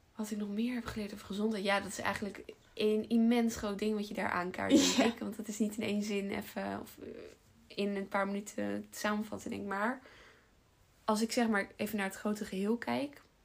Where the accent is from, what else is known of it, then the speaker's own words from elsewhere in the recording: Almere, Flevoland, Netherlands; also born or lived in Utrecht / Den Bosch; geboren in Almere daar ook opgegroeid.